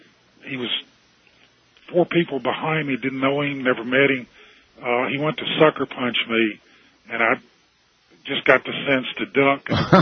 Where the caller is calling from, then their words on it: Roanoke, Virginia, United States; I'm calling from Roanoke, Virginia.